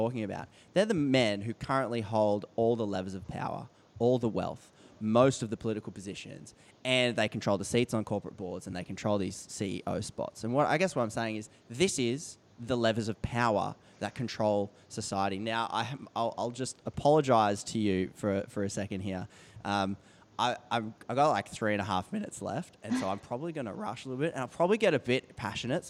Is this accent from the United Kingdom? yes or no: no; Australia; as an Australian